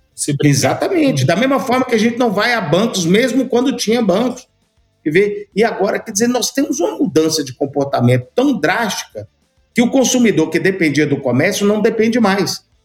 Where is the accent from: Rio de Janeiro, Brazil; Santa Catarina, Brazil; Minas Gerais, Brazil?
Minas Gerais, Brazil; Montes Claros; moved away as an adult; also born or lived in Ribeirão Preto / Belo Horizonte / São Paulo; nasci aqui em Montes Claros, fui estudar em Ribeirão Preto, formei publicidade e propaganda, fui para Belo Horizonte em busca de melhores oportunidades, depois fui para São Paulo